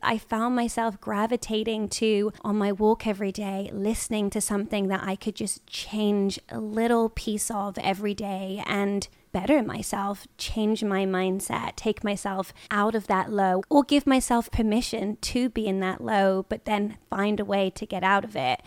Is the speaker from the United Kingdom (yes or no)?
yes; United Kingdom; moved away as an adult; now in Los Angeles, United States; I'm British